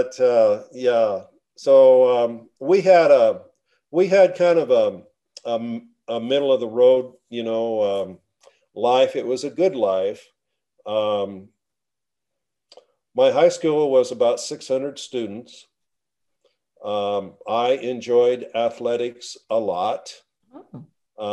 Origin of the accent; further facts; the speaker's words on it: La Grande, Oregon, United States; now in Bonanza, United States; I grew up in La Grande, Oregon, community of about 10,000